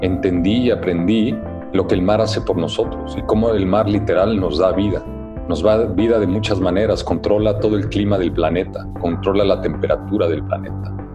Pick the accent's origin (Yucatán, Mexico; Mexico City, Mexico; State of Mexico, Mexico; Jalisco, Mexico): Mexico City, Mexico; aunque nací en Ciudad de México